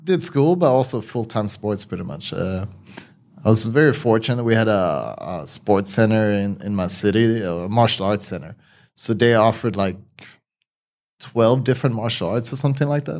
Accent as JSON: {"language": "English", "country": "Sweden", "tie": "born or raised there", "said": "I grew up in Sweden."}